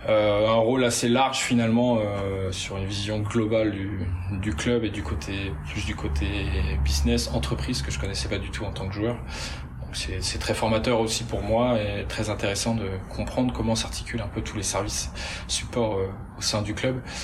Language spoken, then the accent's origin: French; Douarnenez, Brittany, France; now in Rennes, France; je suis du Finistère, je suis né à, à Douarnenez